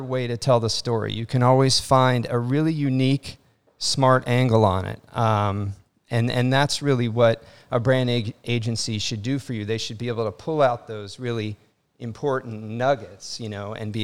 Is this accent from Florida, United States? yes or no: yes; Miami, Florida, United States; also born or lived in Brooklyn; I'm a Miami boy. I grew up in Miami